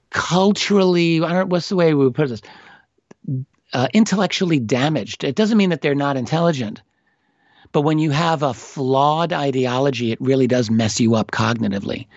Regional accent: New York City, New York, United States; I am an American. I'm an American from New York City

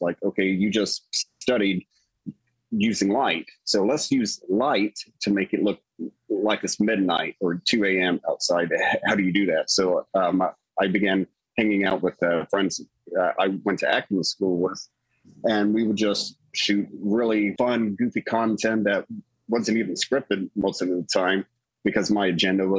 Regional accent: southern Indiana, United States; also born or lived in Louisville, Kentucky; I was born actually in Louisville, Kentucky, but raised just north of it at the very bottom tip of Indiana

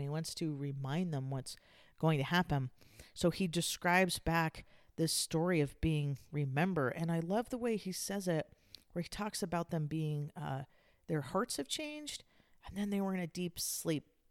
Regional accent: San Diego, California, United States; I grew up in Southern California in San Diego.

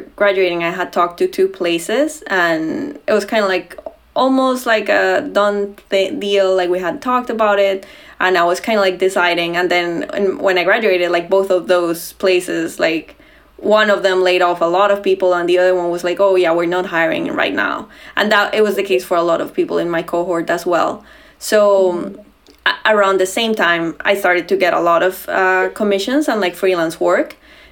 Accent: Bogotá, Bogotá Capital District, Colombia; moved away as an adult; now in Washington, D.C., United States; I grew up in Bogota, which is like Colombia's capital

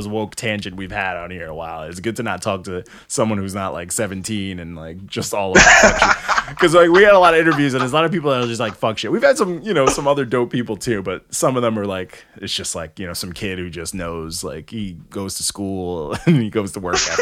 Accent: New York, United States; also born or lived in Canada; I was born in Canada, but my mom, escaped Canada. And, like, you know, I was raised out here. I was raised in New York.

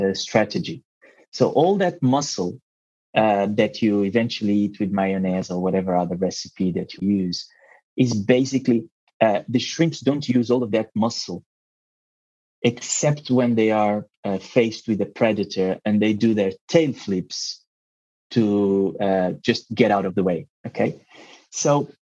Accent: Mozambique; English is a second language; also born or lived in Portugal; now in Mexico; English is not my first language. I was born in Mozambique and eventually moved to Portugal

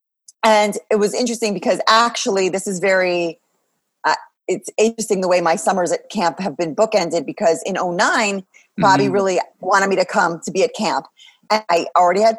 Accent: Long Island, New York, United States; I grew up on Long Island.

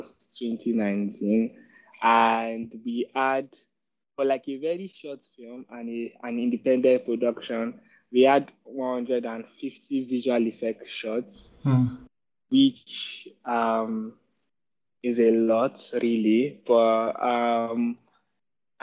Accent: Kaduna, Kaduna State, Nigeria; growing up in the Kaduna

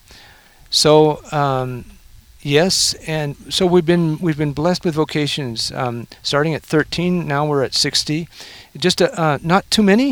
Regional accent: Canada; now in Oklahoma, United States; I'm a Canadian

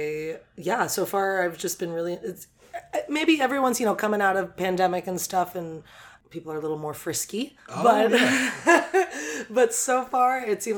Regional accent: Oakland, California, United States; moved away as an adult; now in Atlanta, United States; my hometown.

